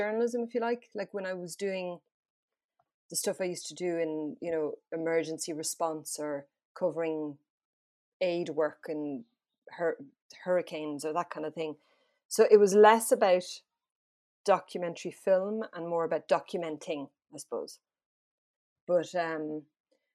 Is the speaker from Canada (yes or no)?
no; France; moved away; I grew up in France